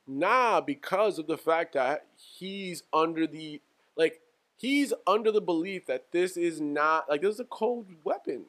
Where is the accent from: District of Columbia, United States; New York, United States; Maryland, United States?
New York, United States; growing up in New York